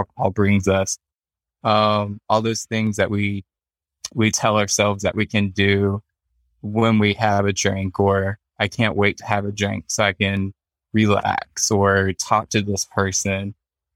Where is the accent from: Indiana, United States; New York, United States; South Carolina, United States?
South Carolina, United States; moved away as an adult; now in Nebraska, United States; I was born and raised in South Carolina